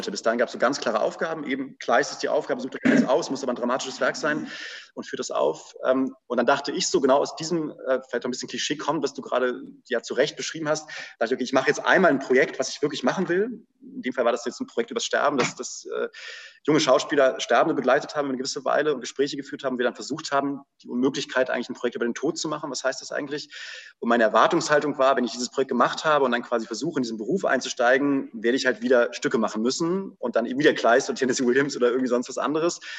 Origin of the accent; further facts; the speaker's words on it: Hildesheim, Lower Saxony, Germany; ich bin in, bin in Hildesheim aufgewachsen und auch so ein bisschen in der freien Szene da sozialisiert im Sinne des, des zuschauenden 15-Jährigen